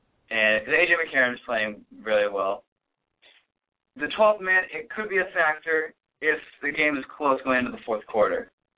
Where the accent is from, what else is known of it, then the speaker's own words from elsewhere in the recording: Texas, United States; my home state, Texas.